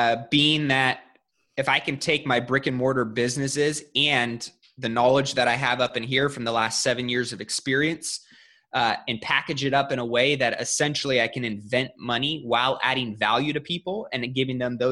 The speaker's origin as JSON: {"language": "English", "town": "Sacramento", "region": "California", "country": "United States", "tie": "born or raised there", "also_born_or_lived": "Bay Area", "said": "My hometown is Sacramento"}